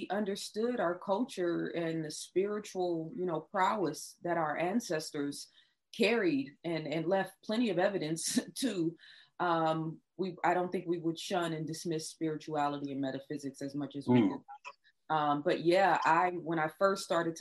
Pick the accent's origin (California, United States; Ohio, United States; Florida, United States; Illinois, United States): California, United States; Oakland; when I was growing up in Oakland, California